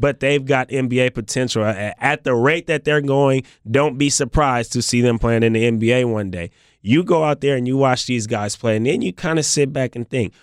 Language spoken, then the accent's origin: English; Bay Area, California, United States; Although I was already from California, I was from the Bay Area